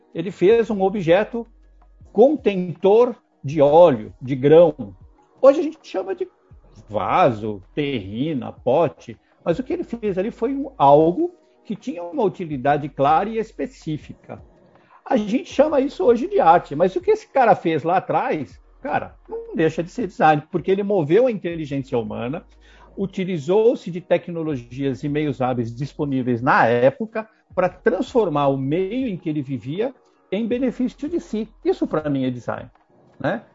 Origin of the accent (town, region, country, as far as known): Brazil